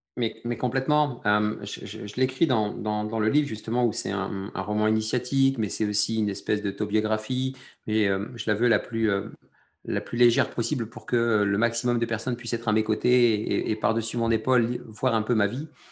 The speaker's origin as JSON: {"language": "French", "country": "France", "tie": "born or raised there", "said": "je suis français d'origine algérienne, je suis algérien né en France"}